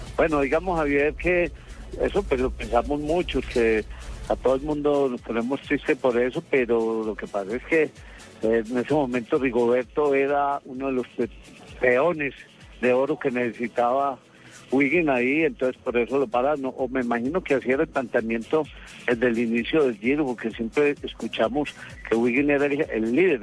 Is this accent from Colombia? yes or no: yes; Colombia; Nosotros como colombianos